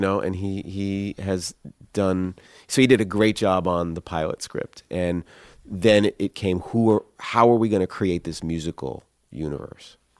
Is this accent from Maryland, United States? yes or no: yes; Columbia, Maryland, United States; I grew up in Columbia, Maryland